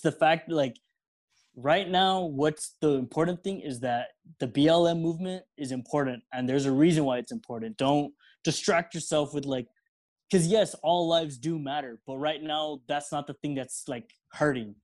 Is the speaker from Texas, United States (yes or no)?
yes; El Paso, Texas, United States; we're all here from El Paso. All we know is Mexican life